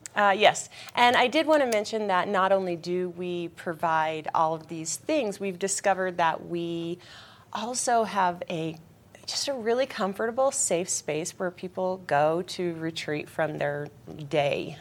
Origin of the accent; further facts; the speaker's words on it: Denver, Colorado, United States; moved away as an adult; now in Eagle County, United States; I was born and raised in Denver